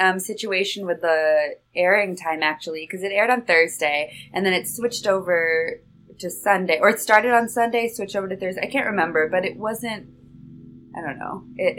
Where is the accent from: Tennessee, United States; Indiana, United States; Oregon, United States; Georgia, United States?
Oregon, United States; Portland; I'm from Portland, Oregon